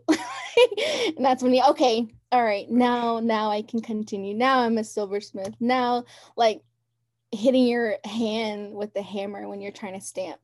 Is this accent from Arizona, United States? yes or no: yes; Round Rock, Arizona, United States; also born or lived in Tuba City, Arizona; I grew up in Round Rock